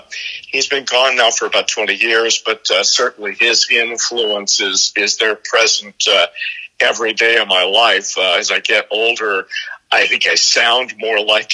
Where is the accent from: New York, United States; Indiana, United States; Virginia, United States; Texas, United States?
Indiana, United States; Born and raised in Indiana, in a town that's about 60 miles northwest of here